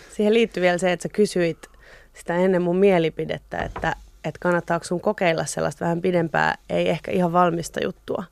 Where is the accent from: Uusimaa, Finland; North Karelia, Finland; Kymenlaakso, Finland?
Uusimaa, Finland; Espoo; Mä olen syntynyt Espoossa, Pohjois-Espoossa.